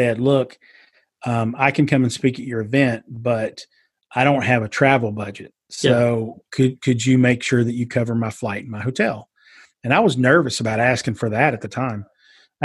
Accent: Eastern Kentucky, United States; accent: Southern twang; moved away as an adult; also born or lived in New York City; being from Eastern Kentucky. I do have that twang.

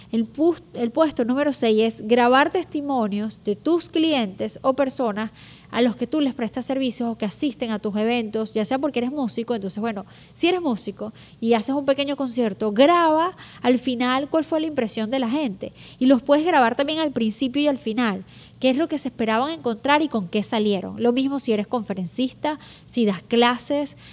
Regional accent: Venezuela; moved away; uso mucho la palabra chévere, porque soy venezolana, y digo chévere muchas veces.

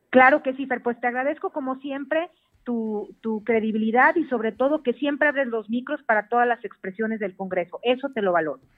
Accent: Mexico; aquí nos culturizó como mexicanos

